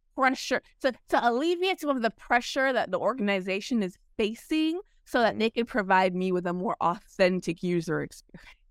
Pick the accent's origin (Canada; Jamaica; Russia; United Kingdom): Jamaica; now in United States; I'm Jamaican. I was born in Jamaica.